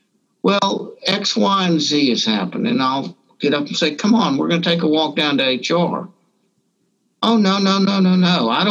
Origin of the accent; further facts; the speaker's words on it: Deep South, United States; but I grew up Jewish in the Deep South, where in a time when a lot of people thought it was very fashionable to wear sheets.